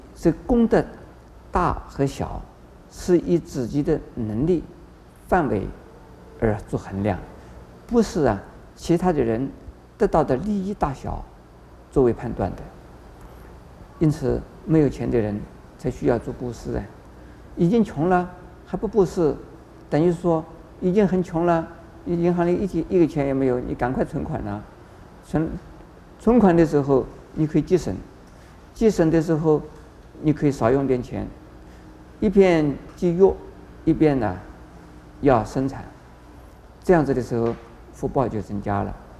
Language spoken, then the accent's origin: Chinese; China; 我们中国人